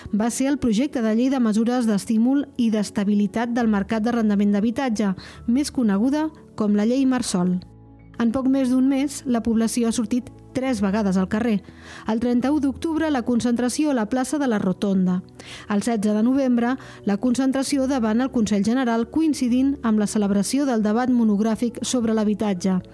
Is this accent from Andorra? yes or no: yes; Andorra; Tinc 26 anys i sóc andorrà de tota la vida i visco amb la meva parella en un pis de lloguer